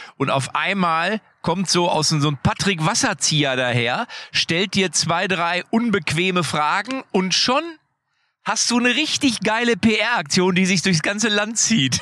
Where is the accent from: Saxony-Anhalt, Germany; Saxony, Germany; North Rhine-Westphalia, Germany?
North Rhine-Westphalia, Germany; Lippstadt; bei uns in Lippstadt